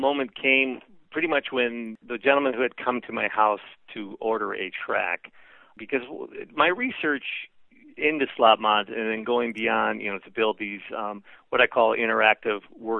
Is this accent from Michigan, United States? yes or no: yes; Detroit, Michigan, United States; I didn't grow up riding on the rails. I grew up in the Motor City, you know, where you could hear guys doing burnouts and see them doing them on your street